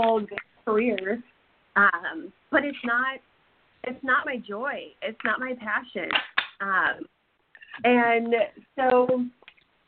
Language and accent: English; Alton, Illinois, United States; And I grew up in Alton